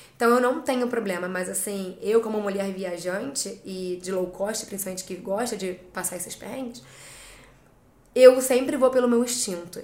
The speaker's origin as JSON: {"language": "Portuguese", "region": "Rio de Janeiro", "country": "Brazil", "also_born_or_lived": "England", "moved": "as an adult", "lives_now": "United Kingdom", "said": "sou carioca, da Zona Oeste do Rio de Janeiro."}